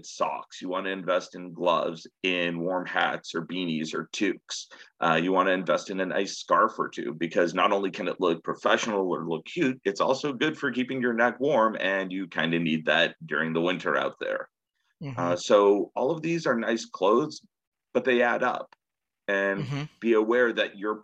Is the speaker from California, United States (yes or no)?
yes; San Jose, California, United States; moved away as an adult; also born or lived in Connecticut; I grew up in the Bay Area in San Jose